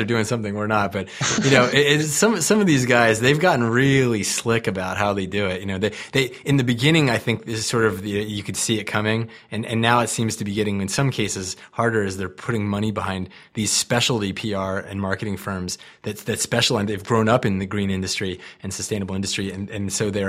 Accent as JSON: {"language": "English", "region": "East Coast", "country": "United States", "moved": "yes", "said": "I come from the East Coast originally."}